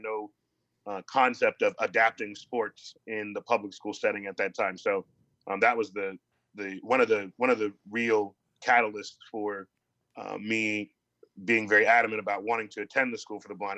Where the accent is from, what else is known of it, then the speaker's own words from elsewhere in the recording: Columbus, Ohio, United States; I grew up in Columbus, Ohio.